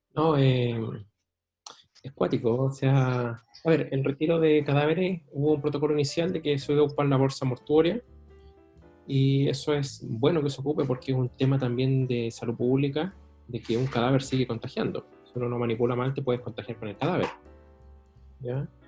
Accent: Chile; como chileno

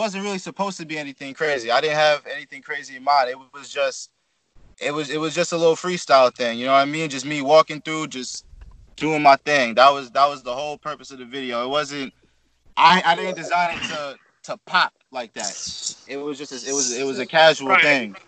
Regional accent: Shinnecock Reservation, Long Island, New York, United States; I'm from the Shinnecock Reservation. That's on Long Island, New York

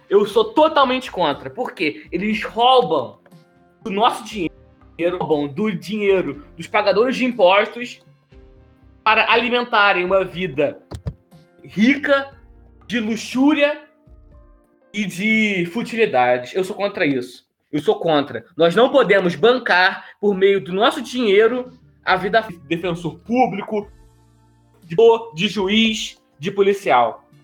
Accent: Duque de Caxias, Rio de Janeiro, Brazil; vim de Xerém

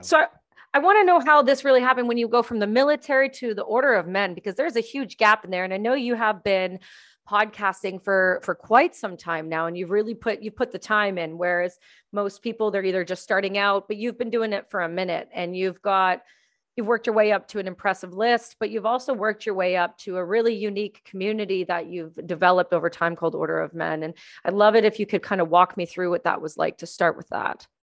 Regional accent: Canada; now in British Columbia, Canada; being a Canadian

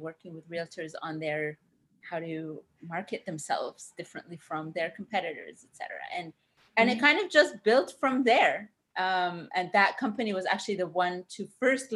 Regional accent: Ottawa, Ontario, Canada; also born or lived in Cairo, Egypt; now in Vancouver, Canada; I grew up in Ottawa. We moved to Ottawa from Cairo, so desert to the Arctic. That was fun when I was very young.

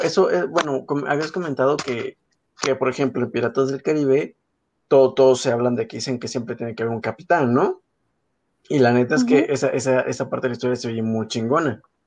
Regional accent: northern Mexico, Mexico; como buen mexicano, como buenos mexicanos

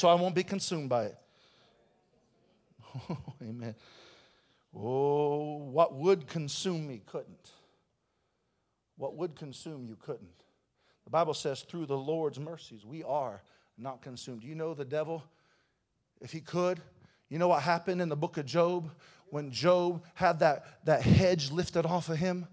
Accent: Kokomo, Indiana, United States; moved away; I was in line at my hometown

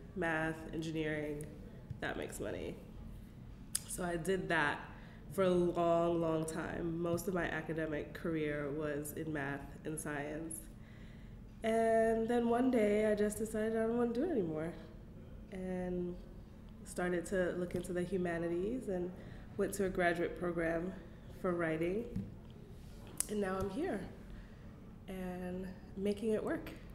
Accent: New York City, New York, United States; I was raised in Bed-Stuy, and so that's the people that I grew up

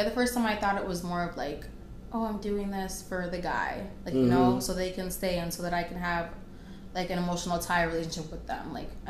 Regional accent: Minnesota, United States; also born or lived in Florida; Growing up in Minnesota

